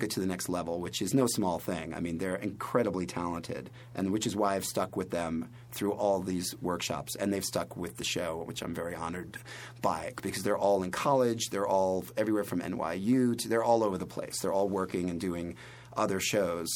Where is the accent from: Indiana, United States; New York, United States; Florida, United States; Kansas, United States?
New York, United States; New York City; I know I talk really fast, but I am a New Yorker.